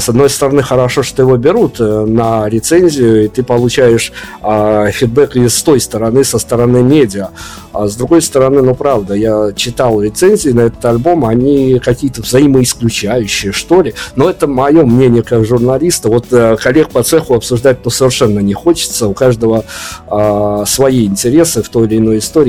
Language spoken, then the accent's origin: Russian; Belarus; мне из Беларуси